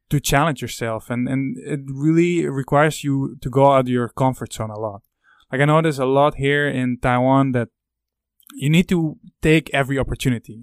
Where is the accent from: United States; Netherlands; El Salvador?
Netherlands; I'm from the Netherlands, you i'm very curious if people would recognize the accent